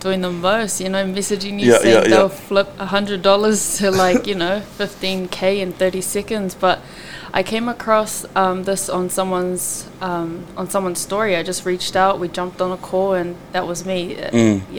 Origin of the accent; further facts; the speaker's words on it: Auckland, New Zealand; I'm from East Auckland, and I am of Tongan descent